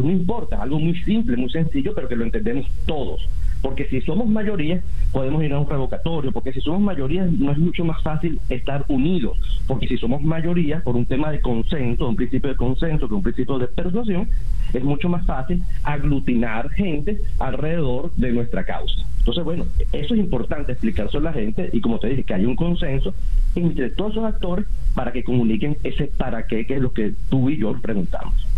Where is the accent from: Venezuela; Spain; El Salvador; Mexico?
Venezuela; como venezolano de a pie